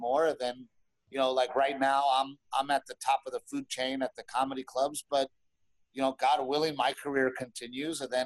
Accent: Texas, United States; also born or lived in Los Angeles; I am from Texas and I've been hunting and fishing my whole fucking life

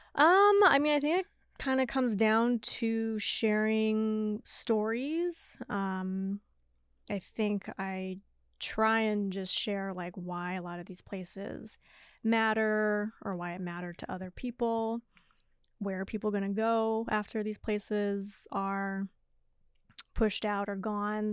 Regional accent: Seattle, Washington, United States; moved away as an adult; also born or lived in New York; Born and raised in Seattle for the most part

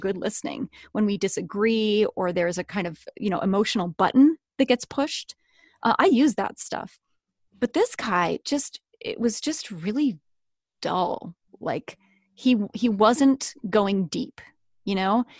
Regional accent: Chapel Hill, North Carolina, United States; moved away; also born or lived in Seattle, Washington; I grew up in North Carolina.

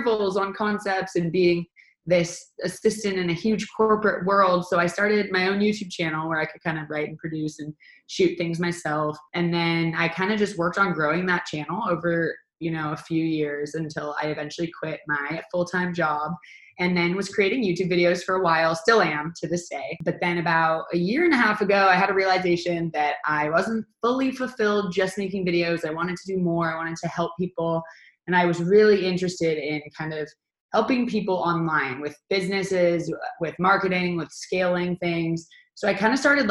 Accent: Seattle, Washington, United States; moved away as an adult; now in Los Angeles, United States; I grew up in Seattle and moved to Los Angeles about almost 9 years ago

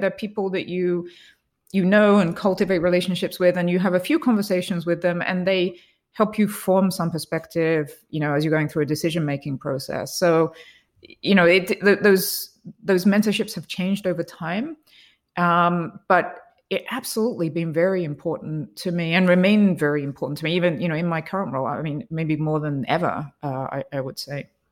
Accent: England, United Kingdom; I grew up in England

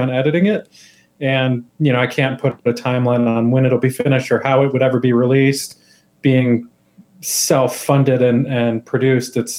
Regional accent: Colorado, United States; also born or lived in New York; I'm born and raised in Colorado

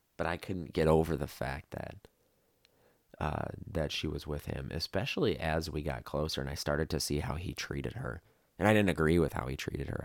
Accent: Midwest, United States; moved away as an adult; now in Las Vegas, United States; I was born and raised in the Midwest

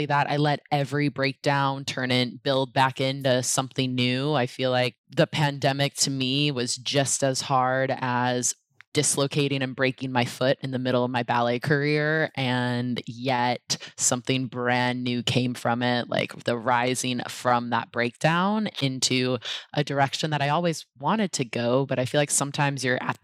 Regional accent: Portland, Oregon, United States; moved away; also born or lived in New York / San Francisco Bay Area; I grew up in Portland, Oregon

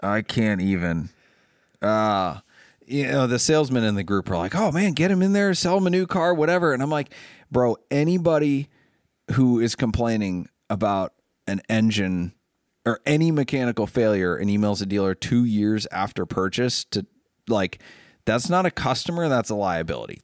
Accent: Ohio, United States; also born or lived in Maine; I'm from Ohio

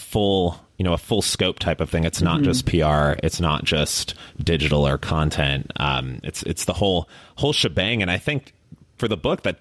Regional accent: Chicago, Illinois, United States; also born or lived in Miami; now in Austin, United States; I grew up in Chicago, so a big Bulls fan.

